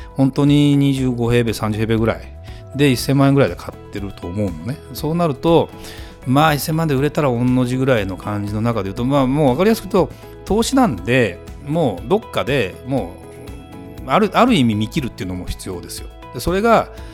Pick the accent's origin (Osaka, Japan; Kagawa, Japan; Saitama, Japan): Saitama, Japan; moved away as an adult; 埼玉県で18歳まで